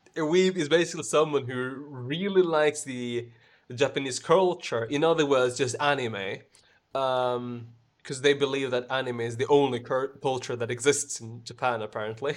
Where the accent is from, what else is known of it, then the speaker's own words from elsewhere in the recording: Sweden; English is a second language; I'm the one from Sweden